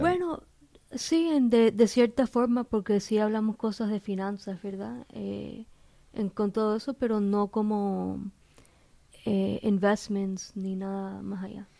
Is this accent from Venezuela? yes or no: no; Miami, Florida, United States; soy de aquí, de, Miami, localmente, nací aquí